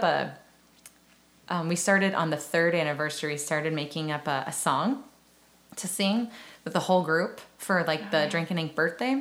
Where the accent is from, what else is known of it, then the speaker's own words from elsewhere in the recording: Round Rock, Texas, United States; also born or lived in San Antonio, Texas / Elgin, Texas; now in Austin, United States; I always call myself like a Central Texan. I was born in San Antonio, and my parents divorced when I was 2, and my mom moved to Round Rock